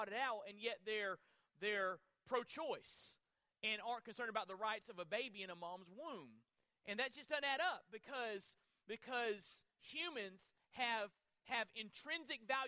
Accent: Florida, United States; I'm from Florida

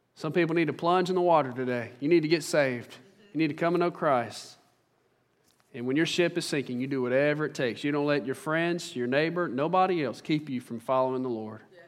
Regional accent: Central Mississippi, United States; I'm from Central Mississippi.

